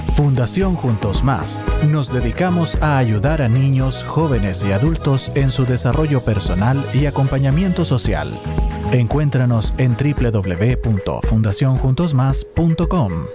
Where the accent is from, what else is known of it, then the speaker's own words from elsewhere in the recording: Chile; como chileno